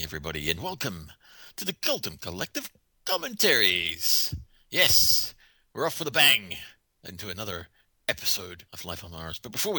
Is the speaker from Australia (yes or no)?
no; Ireland; I'm allowed to joke about it. I'm Irish.